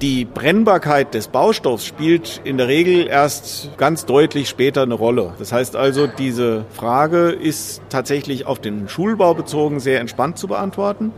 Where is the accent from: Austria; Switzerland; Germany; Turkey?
Germany; bei uns in Deutschland